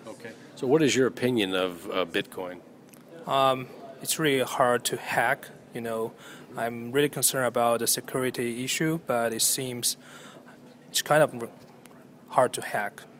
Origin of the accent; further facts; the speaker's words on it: China; moved away; From China.